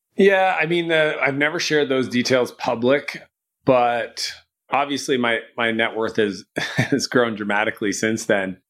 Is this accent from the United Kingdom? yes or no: no; Canada; I'm Canadian